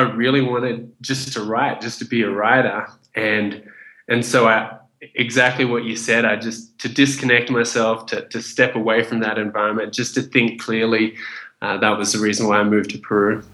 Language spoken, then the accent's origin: English; Australia; also born or lived in Vietnam / Indonesia; I was born in Vietnam. My family fled the country after the Vietnam War, and we made it to a refugee camp in Indonesia where we stayed for about one year. And from there, we got accepted into Australia. And I grew up in Australia